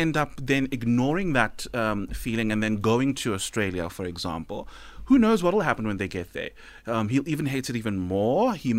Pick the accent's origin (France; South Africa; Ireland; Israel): South Africa; especially as a South African